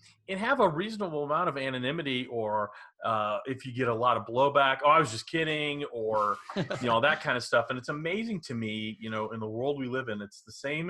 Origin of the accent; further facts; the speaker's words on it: Dallas, Texas, United States; I grew up in Dallas